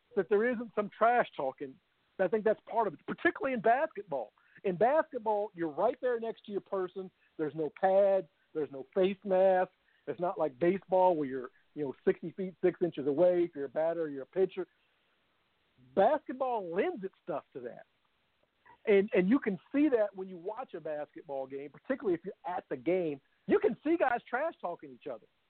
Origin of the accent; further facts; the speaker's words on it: Louisville, Kentucky, United States; born and raised in Louisville